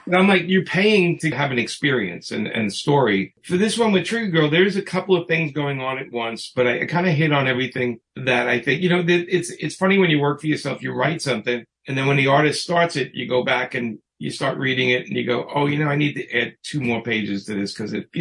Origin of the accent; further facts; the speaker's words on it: New York, United States; I grew up with Trump in New York